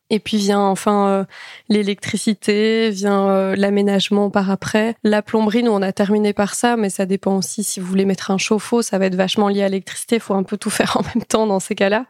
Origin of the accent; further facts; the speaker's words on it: Belgium; nous, on est belges